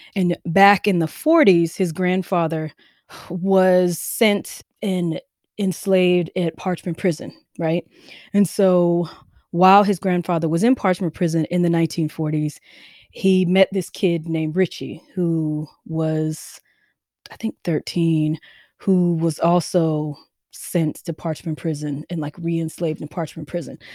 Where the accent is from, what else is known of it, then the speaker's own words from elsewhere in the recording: Mississippi, United States; I grew up in Mississippi.